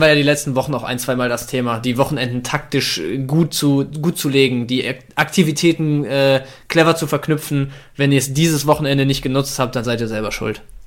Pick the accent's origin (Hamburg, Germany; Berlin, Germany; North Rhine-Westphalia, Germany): North Rhine-Westphalia, Germany; Bielefeld; 25, ich äh, komme aus Bielefeld